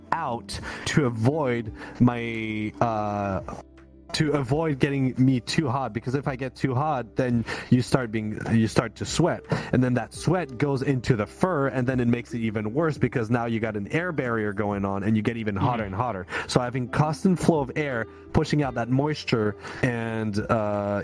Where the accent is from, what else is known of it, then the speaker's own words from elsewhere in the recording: Canada; I'm the Canadian here